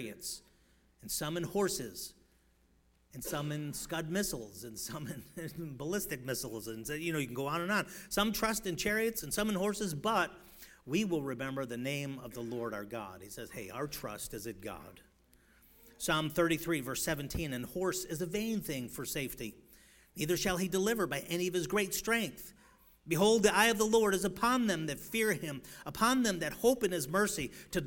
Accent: Chicago, Illinois, United States; moved away; I come from Chicago

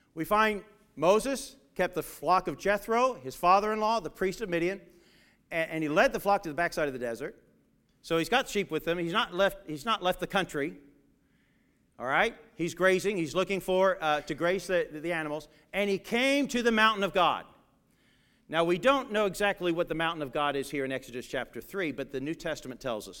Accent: England, United Kingdom; Growing up in England, in my uh, one of my teachers there

